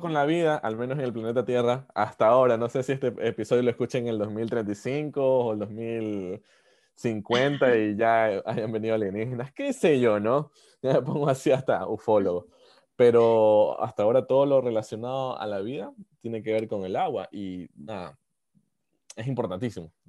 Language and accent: Spanish; Ecuador; como ecuatorianos